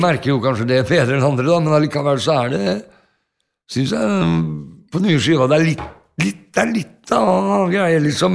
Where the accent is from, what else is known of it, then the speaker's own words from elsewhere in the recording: Norway; vi er fra Norge, vi er ikke fra Amerika